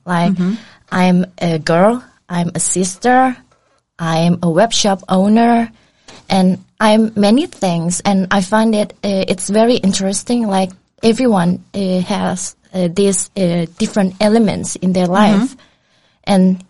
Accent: Indonesia; also born or lived in Greenland; now in Denmark; It's about my culture background, like, I'm from Indonesia.

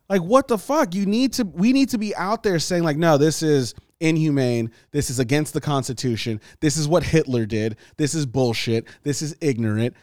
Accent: Nigeria; moved away; from Nigeria, my country, like my home country

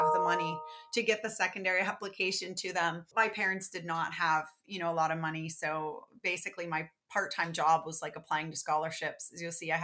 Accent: Pittsburgh, Pennsylvania, United States; Being from Pittsburgh

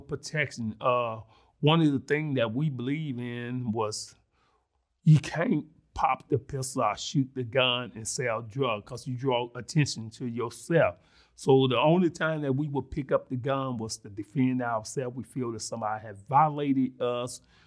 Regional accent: Mississippi, United States; accent: country grammar; now in Springfield, Illinois, United States; I was born and raised in Mississippi

